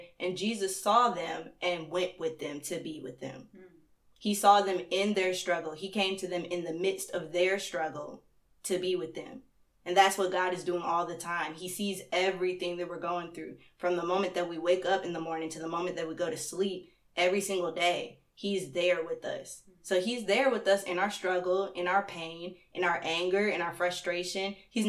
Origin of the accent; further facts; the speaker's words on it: North Carolina, United States; born there; also born or lived in Stone Mountain; now in Athens, United States; I was born in North Carolina and then I traveled all the way here, had a couple of different stops along the way, and that was real fun. And I've been chilling in Stone Mountain until I got up here to Athens